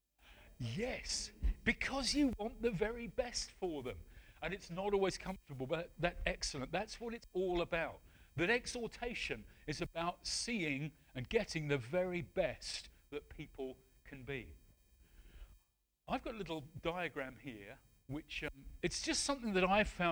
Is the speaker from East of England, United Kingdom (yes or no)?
no; Wales, United Kingdom; also born or lived in Medway Towns / West Sussex / New Forest; now in Portishead, United Kingdom; I'm a Welshman.